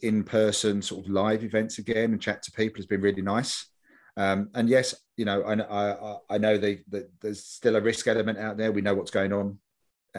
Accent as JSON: {"language": "English", "region": "London", "country": "United Kingdom", "tie": "born or raised there", "said": "I grew up in Stoke Newington"}